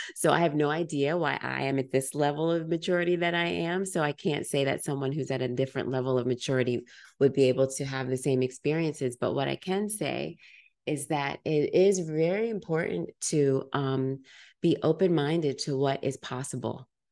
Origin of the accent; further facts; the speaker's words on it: United States; I'm African American, generations removed from Africa